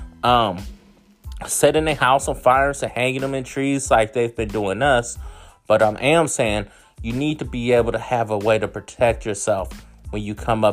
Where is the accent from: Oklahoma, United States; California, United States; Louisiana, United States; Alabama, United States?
California, United States; Oakland; moved away; also born or lived in Hayward, California / Florida panhandle / Mississippi / North Florida; I grew up in Oakland. I grew up in Hayward.